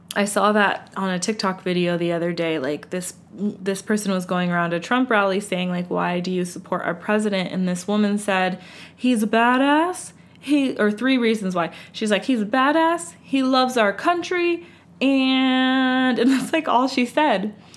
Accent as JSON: {"language": "English", "country": "United States"}